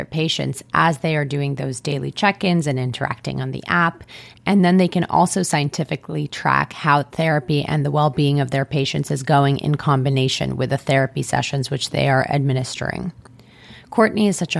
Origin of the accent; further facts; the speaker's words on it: Israel; moved away; someone who was born and raised in Israel